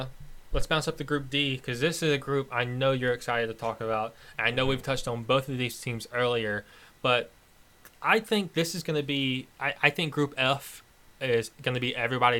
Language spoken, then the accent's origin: English; United States; they are Polish and I am American.